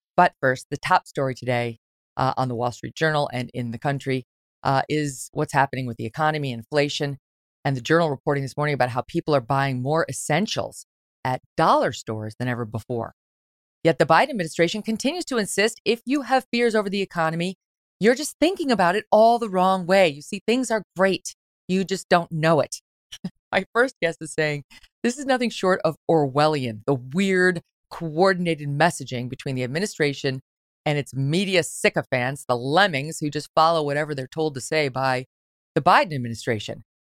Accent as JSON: {"language": "English", "town": "Syracuse", "region": "New York", "country": "United States", "tie": "born or raised there", "also_born_or_lived": "Albany, New York / Jersey Shore", "said": "From the time I was a little girl growing up in Syracuse, New York"}